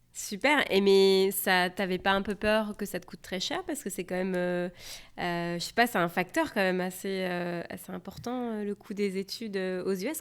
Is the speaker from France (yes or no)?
yes; France; now in Seattle, United States; je suis française et je vous parle depuis Seattle.